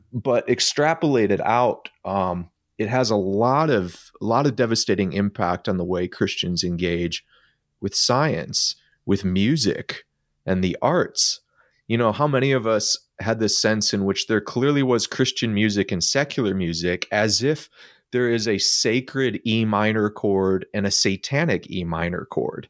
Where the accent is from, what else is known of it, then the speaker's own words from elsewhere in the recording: Midwest, United States; I'm an American that lived in the Midwest that was in an evangelical subculture